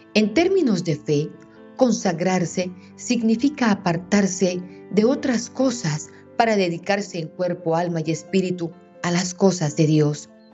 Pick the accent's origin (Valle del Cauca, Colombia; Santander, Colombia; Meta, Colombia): Meta, Colombia; Aquí en mi tierra tenemos un día festivo